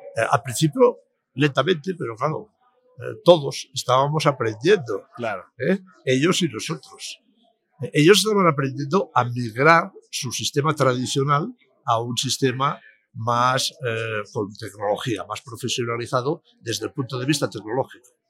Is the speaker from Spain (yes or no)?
yes; Palma, Balearic Islands, Spain; en mi tierra, pues, en Palma de Mallorca